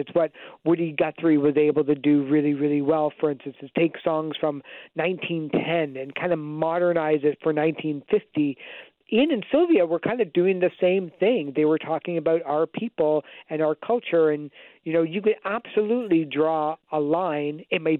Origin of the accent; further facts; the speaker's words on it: Canada; We always grew up, or at least I did, knowing about people like … growing up in Ottawa